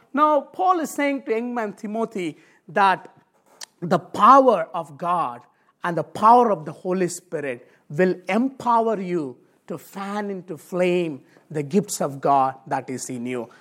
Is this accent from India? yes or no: yes; India; moved away; I come from Indian background.